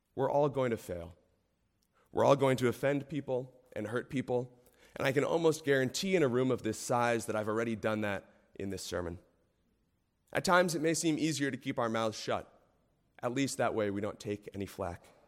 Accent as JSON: {"language": "English", "country": "United States", "said": "as an American"}